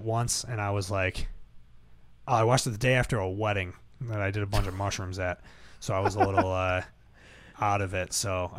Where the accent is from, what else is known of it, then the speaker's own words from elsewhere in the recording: Buffalo, New York, United States; I grew up in South Buffalo.